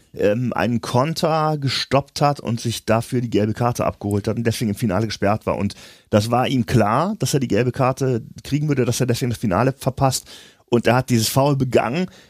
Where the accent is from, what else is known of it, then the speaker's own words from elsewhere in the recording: Germany; wir uns auch sehr leise verhalten als Deutsche